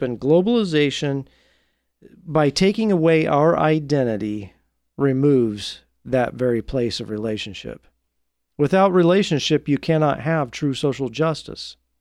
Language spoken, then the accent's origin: English; Marion, Indiana, United States; my hometown I grew up in Marion, Indiana